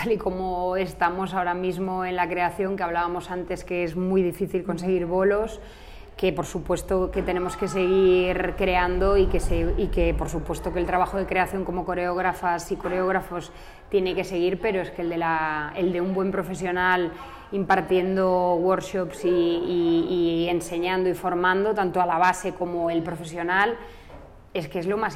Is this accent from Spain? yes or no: yes; Galicia, Spain; vamos a decir, brasileño, aunque somos gallegos